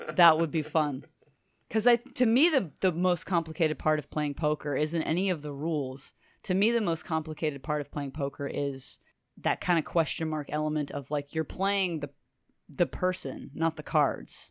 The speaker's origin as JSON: {"language": "English", "town": "Lake Charles", "region": "Louisiana", "country": "United States", "tie": "born or raised there", "said": "I'm Cajun. on both sides of my family. We're raised in Lake Charles, Louisiana."}